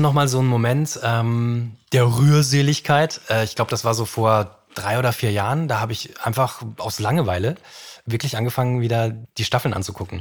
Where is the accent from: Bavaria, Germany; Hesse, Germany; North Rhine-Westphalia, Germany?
Bavaria, Germany; Franconia; Ich komme aus Franken